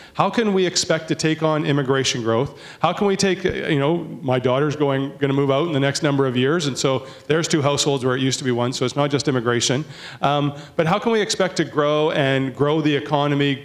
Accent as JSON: {"language": "English", "town": "Port Coquitlam", "region": "British Columbia", "country": "Canada", "said": "I'm from Poco"}